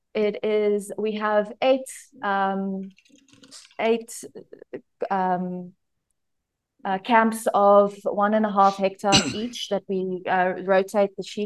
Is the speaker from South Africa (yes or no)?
yes; Pretoria, Gauteng, South Africa; moved away as an adult; now in Limpopo, South Africa; I was born in Pretoria. I was a city girl, and then I started studying at University of Pretoria.